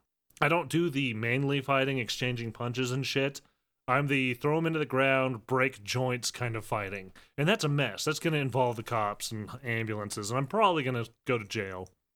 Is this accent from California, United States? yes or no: no; Chicago, Illinois, United States; I'm from Chicago